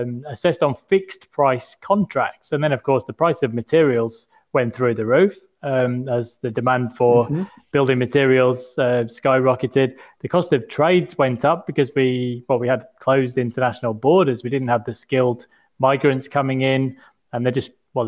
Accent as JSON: {"language": "English", "country": "United Kingdom", "moved": "yes", "lives_now": "Australia", "said": "as a Brit"}